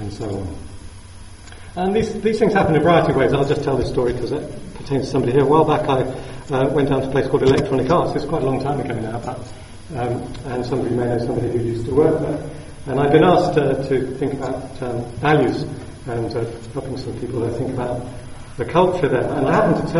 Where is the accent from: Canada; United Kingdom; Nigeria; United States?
United Kingdom; South of England; being Southern English people